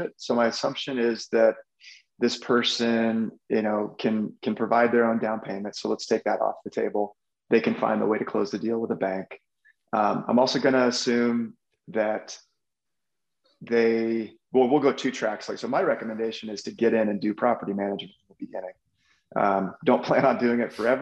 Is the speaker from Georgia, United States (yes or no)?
no; Texas, United States; moved away; also born or lived in Omaha, Nebraska; growing up in Texas and just traveling around the world, I had picked up Spanish